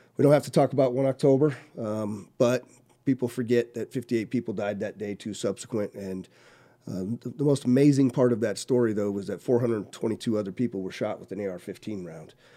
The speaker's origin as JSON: {"language": "English", "region": "Colorado", "country": "United States", "tie": "born or raised there", "also_born_or_lived": "California / Korea", "moved": "as an adult", "lives_now": "Las Vegas, United States", "said": "I grew up in Colorado, born in California."}